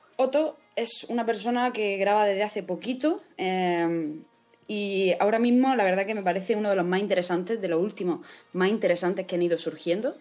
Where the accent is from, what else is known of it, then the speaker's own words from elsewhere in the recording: Spain; Yo soy española